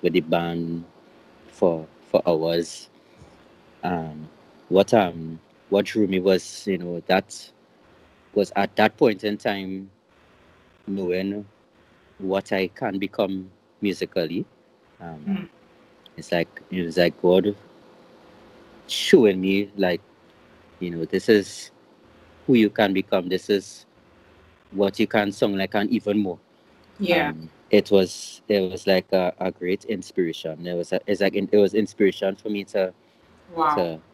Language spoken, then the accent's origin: English; Trinidad & Tobago; I'm also from the beautiful island of Trinidad